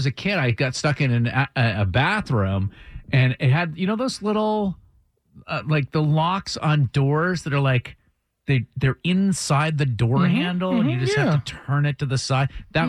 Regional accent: Vermont, United States; moved away; I'm from Vermont originally.

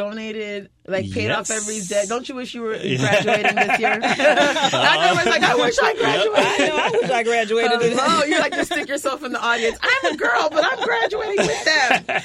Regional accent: New York, United States; moved away; I grew up my high school years in New York, and I was so busy being a New Yorker high school student

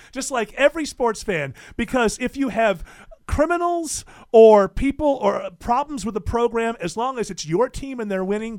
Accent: near Syracuse, New York, United States; moved away; Syracuse is the team that was close to me growing up.

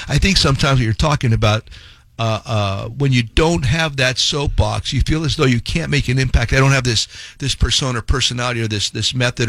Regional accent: Hazleton, Pennsylvania, United States; moved away as an adult; also born or lived in Tampa / Chicago; it's my hometown in Hazleton, PA.

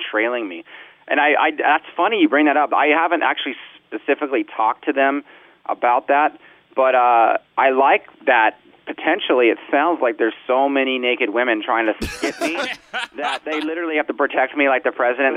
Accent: Southern California, United States; I grew up in Southern California, listened to punk rock music.

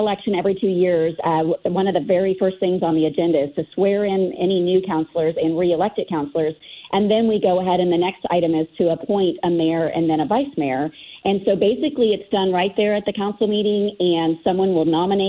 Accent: Broken Arrow, Oklahoma, United States; this is my hometown

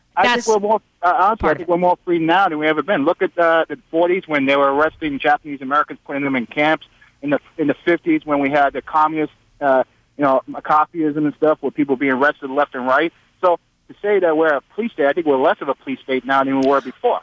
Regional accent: Portugal; also born or lived in Boston / Dallas; now in United States; I was born in Portugal during the corporate state of Salazar.

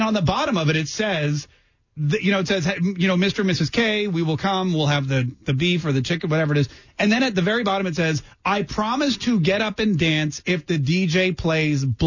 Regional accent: Canada; moved away; I'm from Canada originally. I was born there

